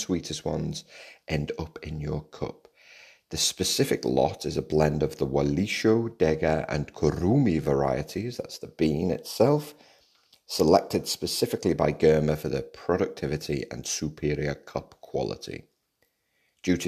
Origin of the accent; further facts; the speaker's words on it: Liverpool, North West England, United Kingdom; growing up in Liverpool, it's about music, lad.